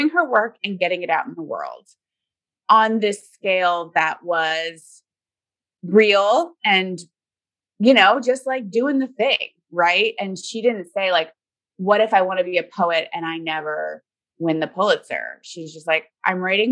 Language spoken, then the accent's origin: English; Florida, United States; now in Seattle, United States; I grew up in Florida